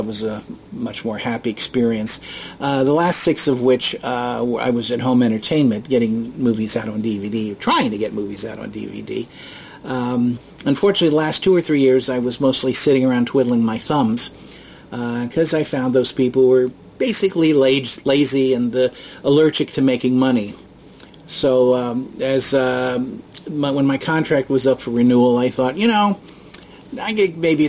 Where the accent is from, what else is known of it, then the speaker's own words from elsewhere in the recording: Dayton, Ohio, United States; also born or lived in Cincinnati; I started out in Dayton, Ohio, my hometown, working in the office of a local theater chain. Was there for a little over half a year. Then left and moved to Cincinnati